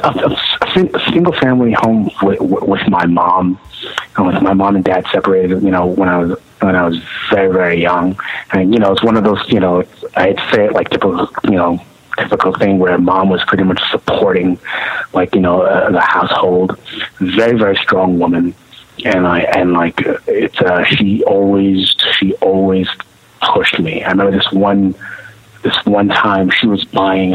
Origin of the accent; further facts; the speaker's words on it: New York City, New York, United States; I was born in Brooklyn, King, Kings County Hospital